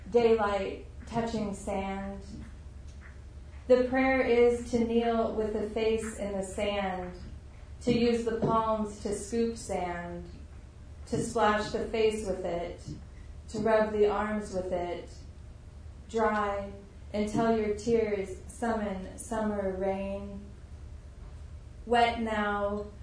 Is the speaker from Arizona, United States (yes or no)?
yes; Tucson, Arizona, United States; I grew up in Tucson in the desert, and so I have like still a very strong connection to the desert